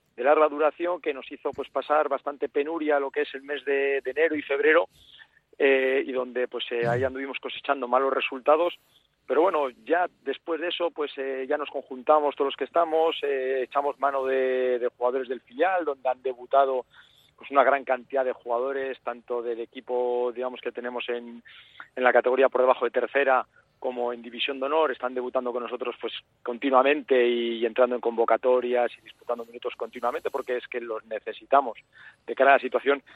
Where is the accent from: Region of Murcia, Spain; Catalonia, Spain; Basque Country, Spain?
Basque Country, Spain; Bilbao; moved away as an adult; also born or lived in Madrid; now in Navarre, Spain; nací, nací en Bilbao eh, y ahí estuve, pues bueno, eh, jugando en todas las categorías inferiores del Dano